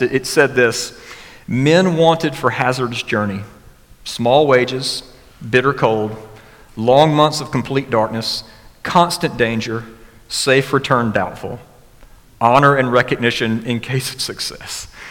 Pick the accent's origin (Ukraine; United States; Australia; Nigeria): United States; West Alabama; growing up in West Alabama